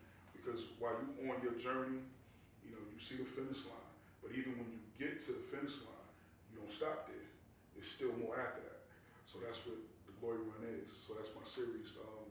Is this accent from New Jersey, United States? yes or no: yes; Newark, New Jersey, United States; I'm from Newark, New Jersey. Newark, New Jersey. Born and raised.